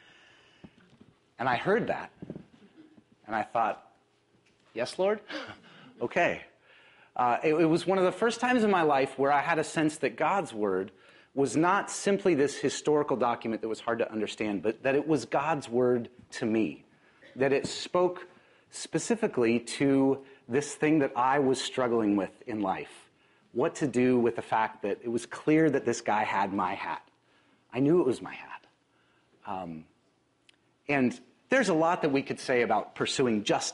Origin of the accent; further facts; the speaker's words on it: Spokane, Washington, United States; now in Seattle, United States; I grew up in Spokane